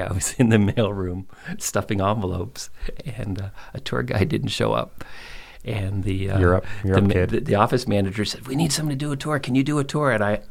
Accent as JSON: {"language": "English", "town": "Belleville", "region": "Ontario", "country": "Canada", "tie": "born or raised there", "also_born_or_lived": "Nova Scotia / Monterey, California"}